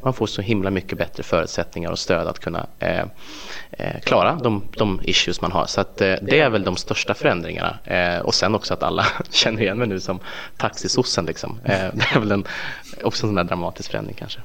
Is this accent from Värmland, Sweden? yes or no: yes; Filipstad, Värmland, Sweden; OLV produceras i min hembygd